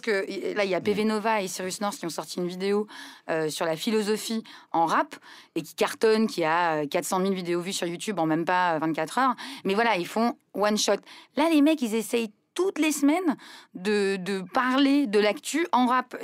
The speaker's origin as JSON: {"language": "French", "country": "Lebanon", "moved": "yes", "said": "je suis libanaise"}